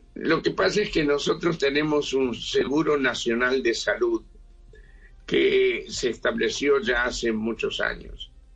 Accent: Uruguay; now in Israel; En el Uruguay, yo, yo soy uruguayo

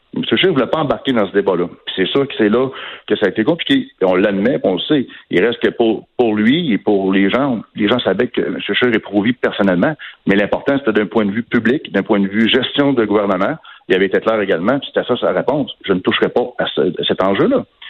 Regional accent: Quebec, Canada; chez nous, au Québec

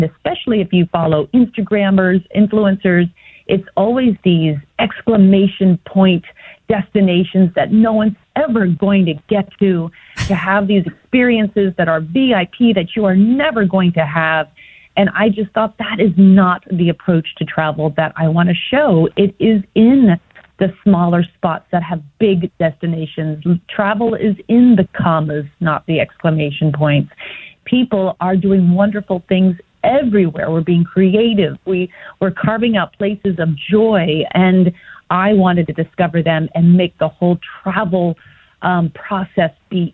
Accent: New England, United States; I grew up in New England

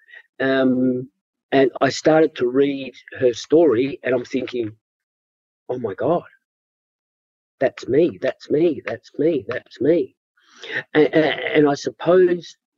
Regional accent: Perth, Western Australia, Australia; growing up in Perth in the, you know, 70s, mid-70s and early 80s.

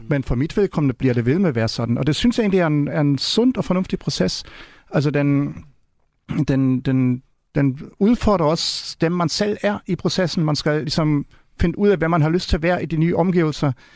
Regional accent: Germany; Danish is a second language; now in Denmark

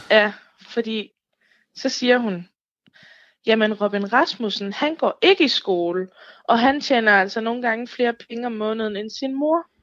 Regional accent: North Jutland, North Denmark Region, Denmark; jeg er nordjyde

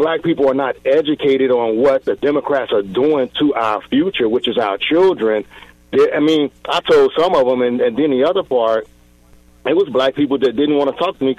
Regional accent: Chicago, Illinois, United States; now in Crete, United States; And I live in Crete, but I grew up in Chicago, went to Calumet High School.

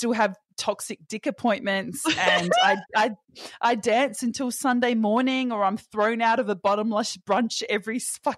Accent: Perth, Western Australia, Australia; moved away as an adult; now in Sydney, Australia; being back in Perth, and I've always felt this way ever since I've moved to Sydney, of coming back, I feel those societal pressures on me tenfold when I come back to my hometown

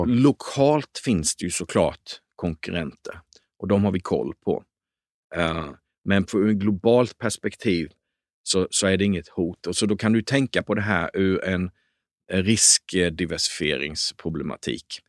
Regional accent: Småland, Sweden; jag är uppväxt i Småland

